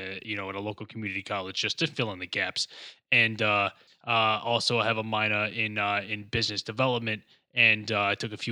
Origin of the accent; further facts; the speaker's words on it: Warwick, Rhode Island, United States; Despite the fact that I am from Warwick, Rhode Island, I do like to make it appear like I'm from the Midwest.